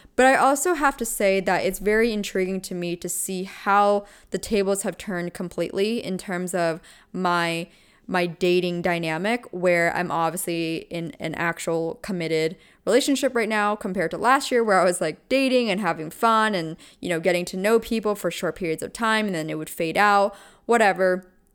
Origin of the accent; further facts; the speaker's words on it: Pennsylvania, United States; I'm from Pennsylvania